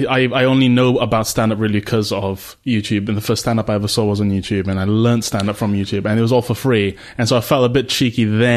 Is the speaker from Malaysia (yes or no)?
yes; Malaysia; now in United Kingdom; so my mum's British. I grew up in Malaysia. My dad's Malaysian